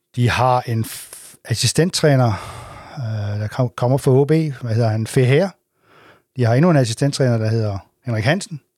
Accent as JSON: {"language": "Danish", "town": "Assens", "region": "Southern Denmark", "country": "Denmark", "said": "den kant, hvor jeg kommer fra"}